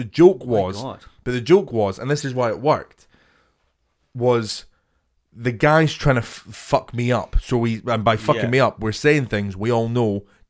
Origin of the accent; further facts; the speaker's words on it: Boston, Massachusetts, United States; Yeah, I'm from Boston.